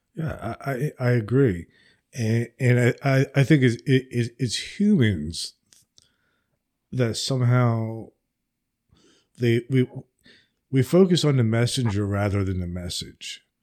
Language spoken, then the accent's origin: English; New Jersey, United States; now in Alabama, United States; I am from New Jersey, but I live in Alabama.